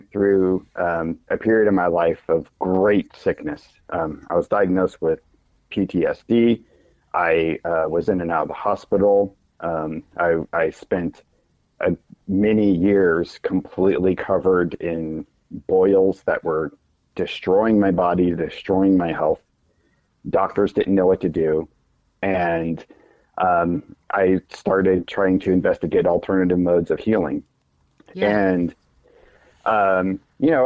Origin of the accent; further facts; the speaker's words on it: the Ozarks, United States; now in Kansas City, United States; I grew up in the Ozarks, but now I live in the Kansas City Metro